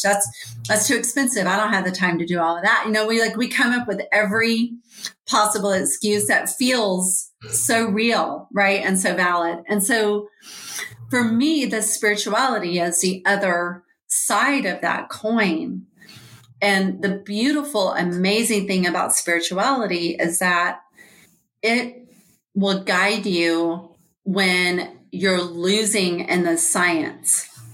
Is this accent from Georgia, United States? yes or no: yes; Georgia, United States; I am from Georgia.